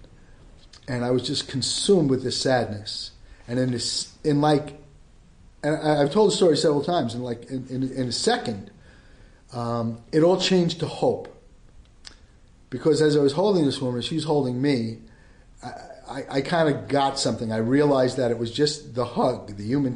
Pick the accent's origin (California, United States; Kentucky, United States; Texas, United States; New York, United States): New York, United States; New York City; I grew up in the Bronx